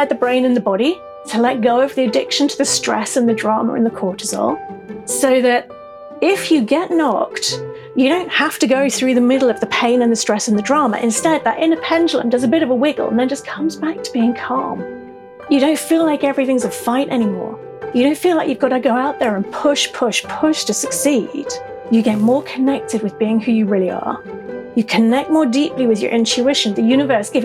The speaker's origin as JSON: {"language": "English", "region": "South East England", "country": "United Kingdom", "tie": "born or raised there", "also_born_or_lived": "El Paso, Texas", "accent": "English", "said": "I'm a Brit. I was born in the southeast of England."}